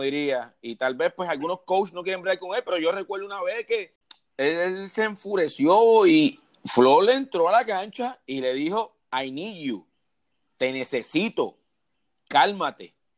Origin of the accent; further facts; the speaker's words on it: San Juan, Puerto Rico; soy de San Juan, Puerto Rico, la capital de ella